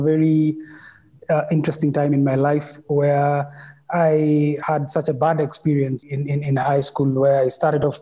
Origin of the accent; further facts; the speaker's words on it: Nairobi, Kenya; born and raised in Nairobi, and all my life